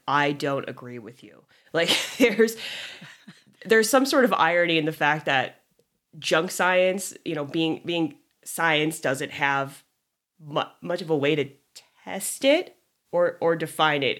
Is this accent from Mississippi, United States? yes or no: no; Orange County, California, United States; growing up in Orange County